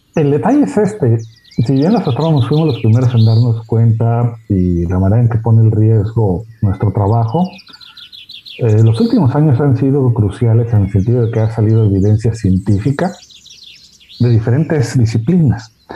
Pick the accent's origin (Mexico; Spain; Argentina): Mexico; Hermosillo, Sonora; yo soy del desierto de Hermosillo, Sonora